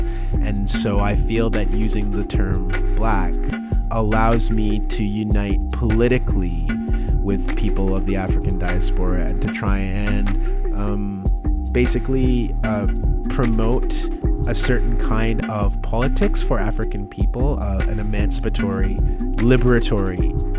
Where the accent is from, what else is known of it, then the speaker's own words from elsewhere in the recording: Canada; I'm only a Canadian until the police want to violate my rights, in which case I'm a Black man. I'm only a Canadian until I have to cross the border. And when I cross the border, I know I'm not Canadian. I'm Black.